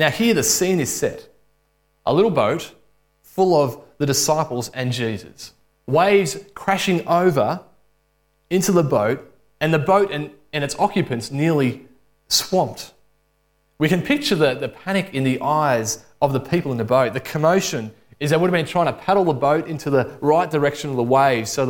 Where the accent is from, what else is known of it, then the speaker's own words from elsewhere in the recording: Alexandra, Victoria, Australia; I grew up in Alexandria and went to a state school